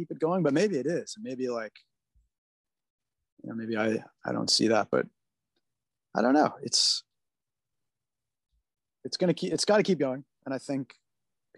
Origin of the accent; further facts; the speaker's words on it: California, United States; I'm a California kid. I'm like born and raised in snowless environment.